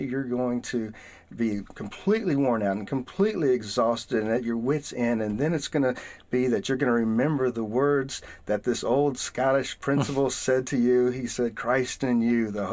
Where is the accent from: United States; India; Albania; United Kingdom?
United States; the south of the United States; accent: southern; now in Atlanta, United States; where I come from, my culture, in the south of the United States